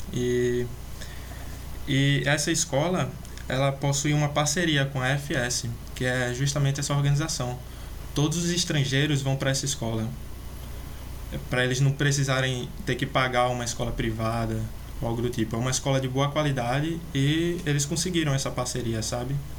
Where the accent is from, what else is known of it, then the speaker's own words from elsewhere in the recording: Natal, Rio Grande do Norte, Brazil; also born or lived in Belgium; eu sou aqui de Natal, num, a capital do Rio Grande do Norte, sabe? Pode até ver pelo meu sotaque